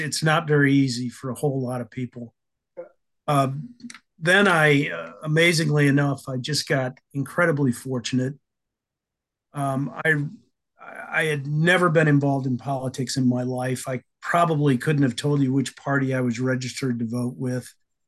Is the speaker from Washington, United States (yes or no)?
no; Illinois, United States; also born or lived in Alabama / Idaho / Maryland; I was born in Tuscaloosa, Alabama, raised in Illinois and Idaho, and then when I was 18 years old, made my way to Maryland.